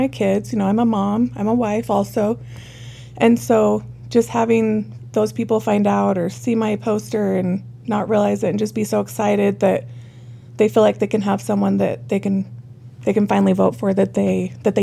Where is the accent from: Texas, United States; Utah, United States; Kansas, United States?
Utah, United States; Parowan; also born or lived in Salt Lake City, Utah; now in Cedar City, United States; I was born and raised in Parowan